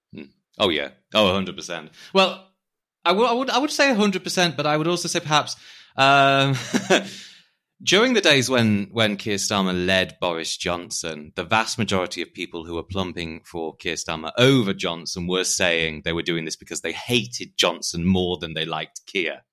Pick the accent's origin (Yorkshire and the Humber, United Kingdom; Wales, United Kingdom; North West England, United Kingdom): Yorkshire and the Humber, United Kingdom; Harrogate; accent: posh; moved away; I'm from Harrogate in Yorkshire, hence the posh voice, though I am quite proudly Northern.